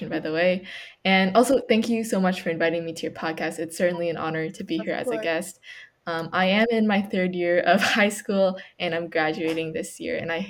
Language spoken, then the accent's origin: English; Canada; I was born in Canada, but my parents are from China